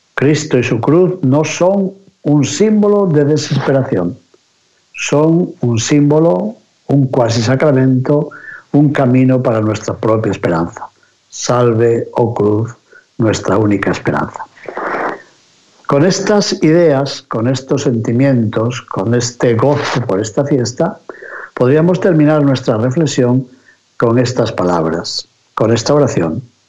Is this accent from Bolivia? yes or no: no; near Benavides de Órbigo, Castile and León, Spain; Cerca del pueblecito donde yo me crié, también en Benavides de Órbigo